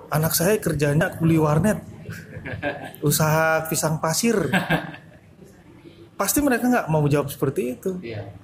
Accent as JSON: {"language": "Indonesian", "region": "North Sumatra", "country": "Indonesia", "said": "jadi ekspektasi orang tua kita sebagai orang Batak mereka mereka pasti menuntut anaknya yang terbaik"}